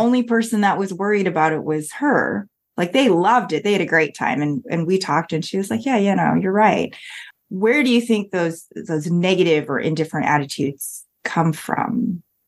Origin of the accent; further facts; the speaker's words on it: Canada; moved away; being Canadian